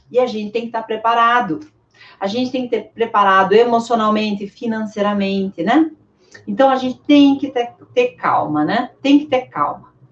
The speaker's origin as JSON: {"language": "Portuguese", "region": "Sergipe", "country": "Brazil", "said": "Eu sou de Sergipe, então eu ia para Lagarto."}